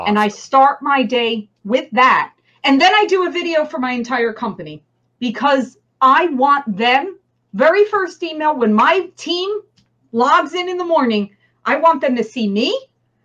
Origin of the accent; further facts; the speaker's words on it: New Jersey, United States; accent: New Jersey; my New Jersey accent